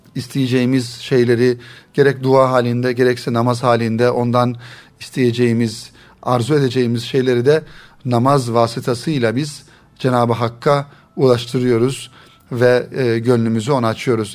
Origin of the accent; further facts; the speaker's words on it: Turkey; bizim Türkiye'de genellikle ana dilimiz Arapça olmadığından dolayı